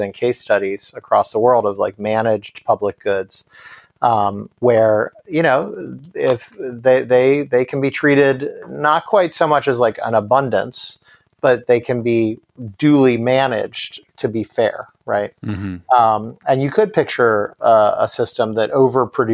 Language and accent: English; New York, United States; as a New Yorker